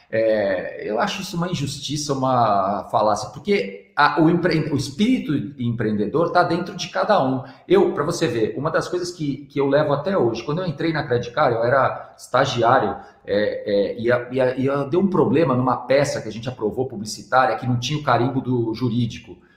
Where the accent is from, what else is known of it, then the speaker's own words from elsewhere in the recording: São Paulo, Brazil; eu sou paulista